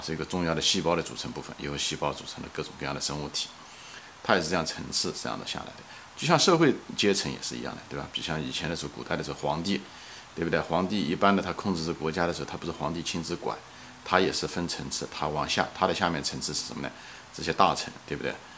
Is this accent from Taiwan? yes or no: no; China; 作为一个中国人